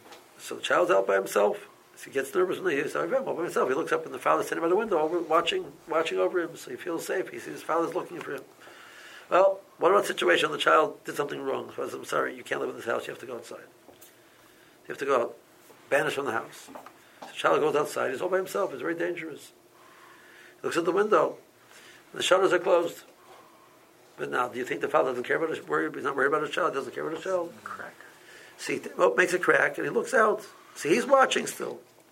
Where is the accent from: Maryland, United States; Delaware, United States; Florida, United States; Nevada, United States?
Maryland, United States; Silver Spring; and I knew Silver Spring, I'm from Silver Spring, I visited Silver Spring before